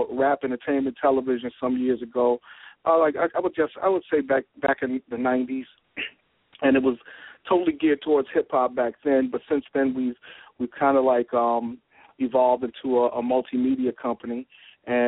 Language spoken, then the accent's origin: English; Jersey City, New Jersey, United States; coming from, you know, Jersey City, growing up in Jersey City